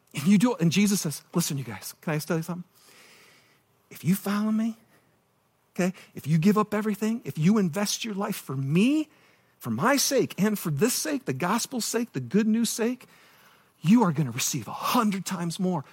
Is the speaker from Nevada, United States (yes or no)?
no; Michigan, United States; moved away; I'm from Michigan